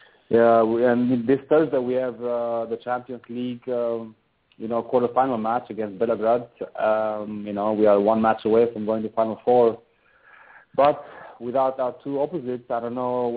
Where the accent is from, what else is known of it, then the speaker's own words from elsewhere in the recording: Albania; also born or lived in Boston, United States; now in Italy; I'm from Europe, you know, from Albania, so I have a lot of family and friends nearby